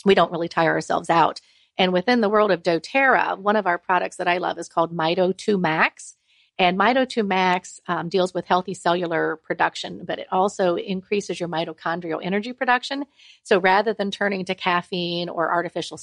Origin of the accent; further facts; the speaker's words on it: Ohio, United States; I'm from Ohio